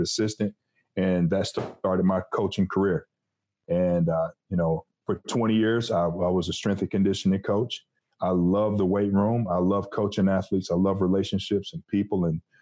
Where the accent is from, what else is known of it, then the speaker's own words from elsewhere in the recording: Detroit, Michigan, United States; moved away as an adult; also born or lived in Missouri; I'm from Detroit, Michigan, the Motor City. And I had a great time growing up there